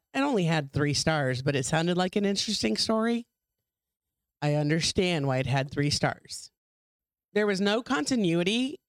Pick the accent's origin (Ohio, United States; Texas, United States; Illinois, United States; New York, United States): Texas, United States; South; moved away; also born or lived in Arizona / Phoenix / Colorado; because I'm from Texas, right? I'm from South Texas.